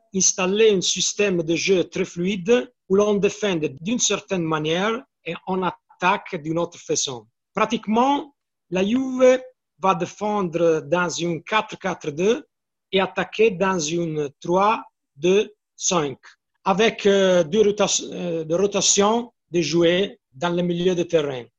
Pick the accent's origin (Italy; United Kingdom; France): Italy; Florence, Tuscany; French is a second language; Je suis de Firenze. Hein la ville de la Fiorentina